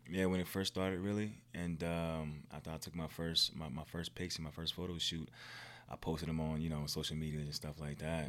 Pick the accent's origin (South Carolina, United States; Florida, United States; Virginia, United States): Virginia, United States; moved away as an adult; I'm not from here. I'm from Virginia, actually.